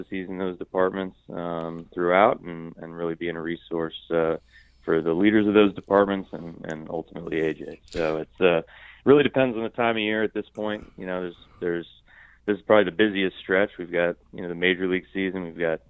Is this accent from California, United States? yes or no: yes; San Diego, California, United States; from San Diego's perspective, growing up here